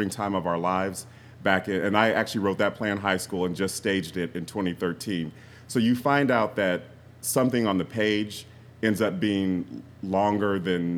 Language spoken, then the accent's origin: English; Columbus, Ohio, United States; I grew up in Columbus